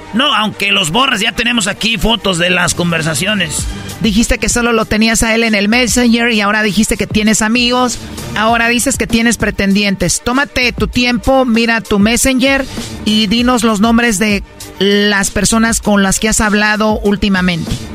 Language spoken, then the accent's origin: Spanish; Michoacán, Mexico; en Michoacán siempre lo hemos hecho